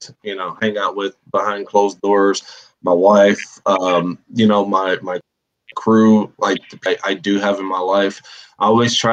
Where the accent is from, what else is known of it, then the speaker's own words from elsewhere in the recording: United States; as an American